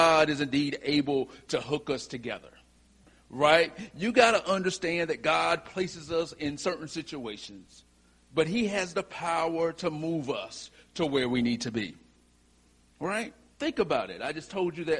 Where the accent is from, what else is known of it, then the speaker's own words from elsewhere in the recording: Whiteville, North Carolina, United States; from Whiteville, North Carolina